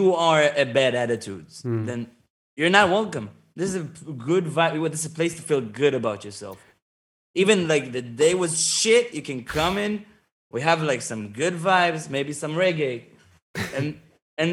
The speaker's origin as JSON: {"language": "English", "country": "Australia", "second_language": "English", "said": "I am just Aussie"}